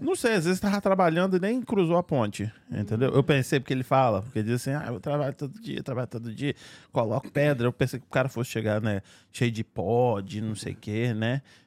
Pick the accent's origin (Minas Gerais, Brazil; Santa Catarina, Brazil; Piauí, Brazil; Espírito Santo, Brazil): Espírito Santo, Brazil; now in Fall River, United States; sou capixaba aqui.